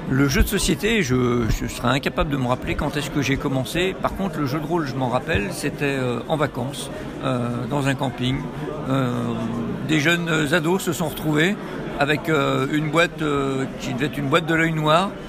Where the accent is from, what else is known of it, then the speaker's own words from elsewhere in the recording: Lyon, Auvergne-Rhône-Alpes, France; Lyon et je joue sur table euh, exclusivement.